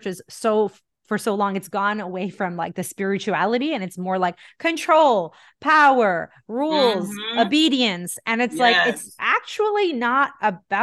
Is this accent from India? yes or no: yes; India; now in North America; I'm still Indian. I was born and raised there.